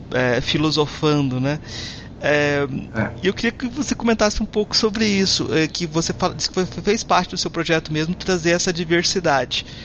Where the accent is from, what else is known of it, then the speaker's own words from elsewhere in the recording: Goiás, Brazil; Eu que sou de Goiás. Lá a gente fala assim se entende.